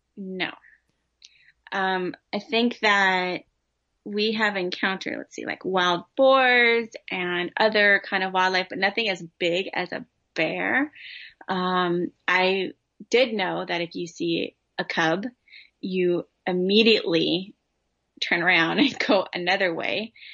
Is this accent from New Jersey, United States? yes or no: no; Southern California, United States; I grew up in Southern California.